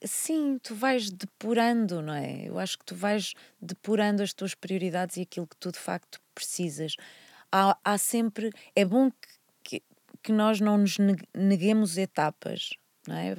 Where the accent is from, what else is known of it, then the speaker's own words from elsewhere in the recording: Porto, Norte, Portugal; moved away as an adult; also born or lived in Vila Nova de Gaia; eu nasci no Porto, quer dizer, na verdade nasci no Hospital de Gaia, mas por um acaso, nasci, sou do Porto, vivi toda a minha vida no Porto até aos 18 anos.